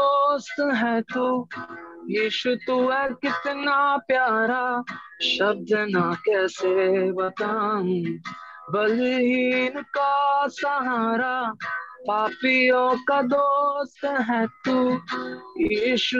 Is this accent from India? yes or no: yes; India; us as Indian Christians